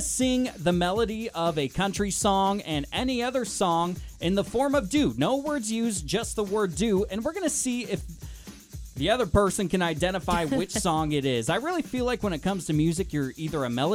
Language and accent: English; Pacific Northwest, United States; now in Sonoma County, United States; I am from the Pacific Northwest. I'm used to the rain